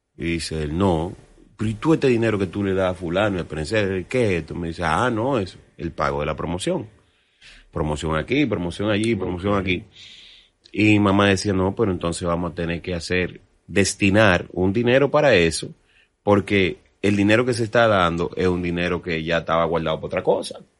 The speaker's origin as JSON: {"language": "Spanish", "country": "Dominican Republic", "said": "yo soy un artista dominicano, y yo soy hijo de …"}